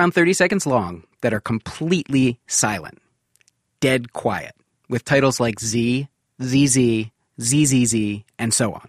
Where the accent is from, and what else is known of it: Ann Arbor, Michigan, United States; born or raised there